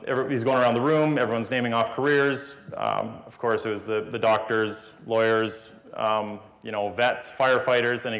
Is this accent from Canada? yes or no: yes; Kelowna, British Columbia, Canada; I was born in Kelowna, BC on June 17th, 1987.